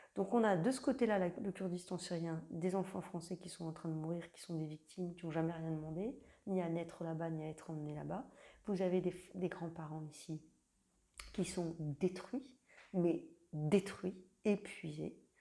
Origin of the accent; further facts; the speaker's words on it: Lorraine, Grand Est, France; je viens de Lorraine en Lorraine, en 45.